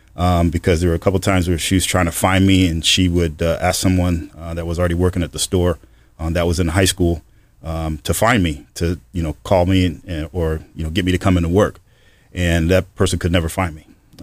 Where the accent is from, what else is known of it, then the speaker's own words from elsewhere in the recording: Holyoke, Massachusetts, United States; Yeah, I'm originally from Holyoke, Massachusetts. That's where I was born and raised. Grew up in the projects.